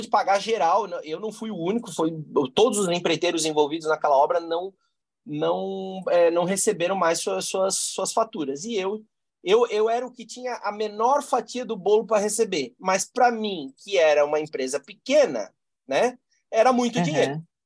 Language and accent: Portuguese; Blumenau, Santa Catarina, Brazil; somos é, nascidos e criados aqui, né? Então somos filhos da, da terra aqui